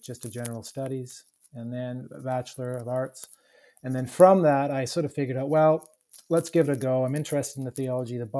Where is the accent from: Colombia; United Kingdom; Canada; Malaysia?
Canada; moved away as an adult; also born or lived in Melbourne, Australia; now in United States; Being Canadian